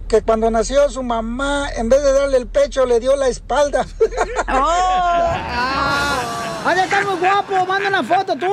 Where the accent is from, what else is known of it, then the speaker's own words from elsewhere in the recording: Nicaragua; moved away; Soy de Nicaragua.